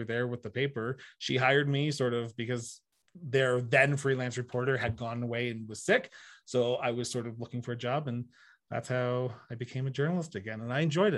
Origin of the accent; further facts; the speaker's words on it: Orono, Ontario, Canada; moved away as an adult; also born or lived in Lloydminster; now in Calgary, Canada; I started working for my hometown local newspaper of Orno Weekly Times